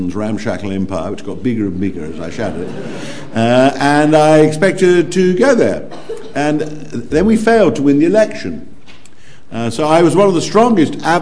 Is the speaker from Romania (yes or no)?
no; Nottingham, East Midlands, United Kingdom; also born or lived in Langley Mill, Derbyshire; when I was 10, we moved back into Nottingham, where I lived in North Nottingham after that.